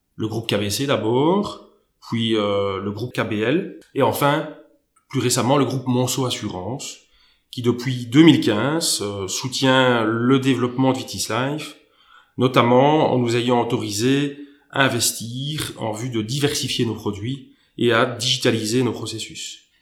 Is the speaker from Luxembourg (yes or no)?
yes; Luxembourg; also born or lived in Belgium / Germany; ayant vécu toute mon enfance euh, au Grand-Duché de Luxembourg